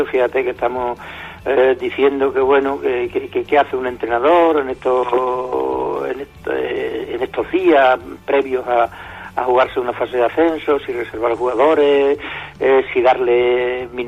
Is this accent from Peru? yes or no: no; Pueblo Nuevo, Extremadura, Spain; tú sabes que yo soy de Pueblo Nuevo, yo en Pueblo Nuevo he sido